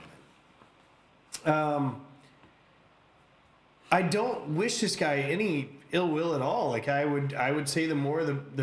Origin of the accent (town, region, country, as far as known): United States; now in Canada